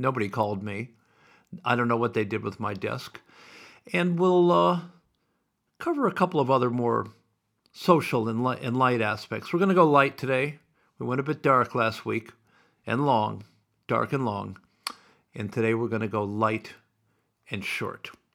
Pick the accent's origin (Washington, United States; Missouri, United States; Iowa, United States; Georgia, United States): Iowa, United States; Sioux City; now in Melbourne, Australia; I grew up in Sioux City, Iowa